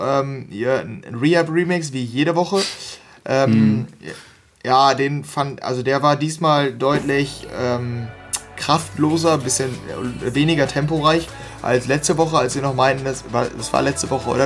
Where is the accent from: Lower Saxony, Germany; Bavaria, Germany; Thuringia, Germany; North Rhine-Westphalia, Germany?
North Rhine-Westphalia, Germany; ich, wir kommen hier aus NRW